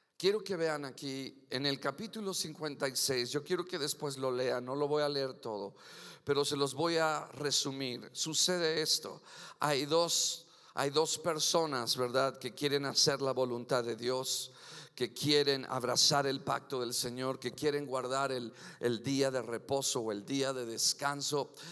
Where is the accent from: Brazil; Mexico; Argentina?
Mexico; Yo soy mexican curios, aleluya, nacido en Nopalilandia y seguiré siendo mexicano siempre